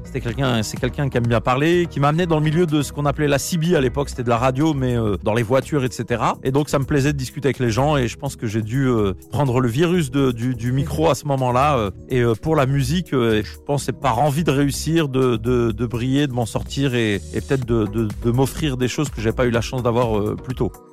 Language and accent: French; Nantes, Pays de la Loire, France; now in Paris, France; je viens de Nantes, précisément du quartier euh, Beaulieu. J'ai aussi grandi à Bellevue, au Clotoro, voilà, plein de quartiers de Nantes